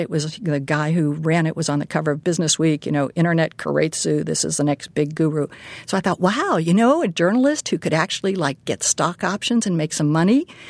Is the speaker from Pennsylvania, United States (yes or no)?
yes; Pittsburgh, Pennsylvania, United States; moved away; I grew up in Pittsburgh